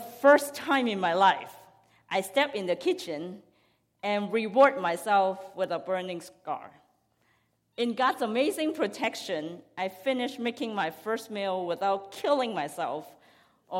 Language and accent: English; Hong Kong; I grew up in Hong Kong